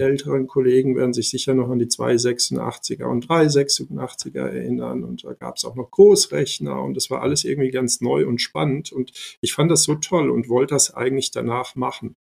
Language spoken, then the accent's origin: German; Ludwigshafen, Rhineland-Palatinate, Germany; German is a second language; also born or lived in former Yugoslavia / Mannheim / Heidelberg; ich bin in Ludwigshafen aufgewachsen, mhm. bin dann in Mannheim zur Schule gegangen